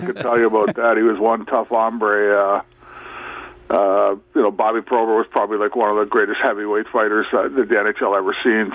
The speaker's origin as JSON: {"language": "English", "town": "Toronto", "region": "Ontario", "country": "Canada", "tie": "born or raised there", "moved": "yes", "said": "we grew up uh, at Birchmount and Danforth"}